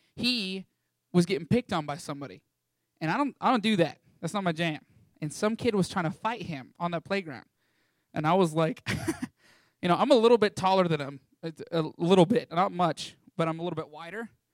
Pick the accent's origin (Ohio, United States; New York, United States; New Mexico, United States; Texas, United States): Texas, United States; Canyon; I was raised here in Canyon, Texas, one of the most amazing towns in all of Texas